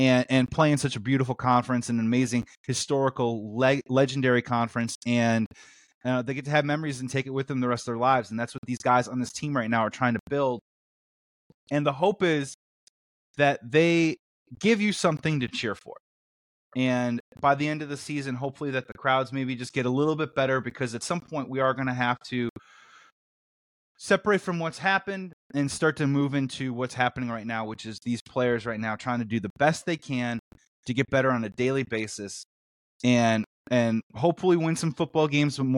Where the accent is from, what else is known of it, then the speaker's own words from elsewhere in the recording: Chicago, Illinois, United States; I'm from Chicago.